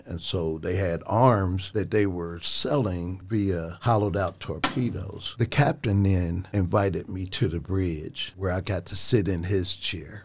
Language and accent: English; Cincinnati, Ohio, United States; moved away as an adult; now in Dayton, United States; I'm from Cincinnati